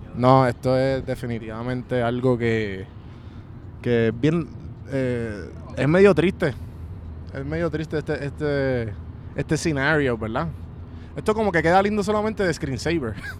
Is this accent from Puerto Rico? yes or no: yes; Puerto Rico; nosotros como puertorriqueños